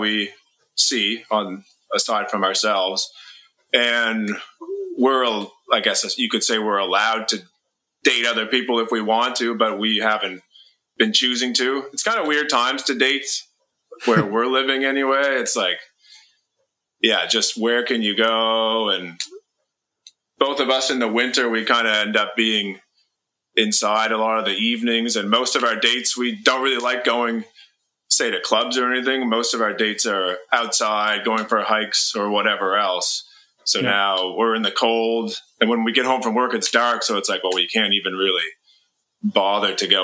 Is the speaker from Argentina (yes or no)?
no; Atlantic Canada, Canada; And I'm also from Atlanta, Canada. We grew up in the same town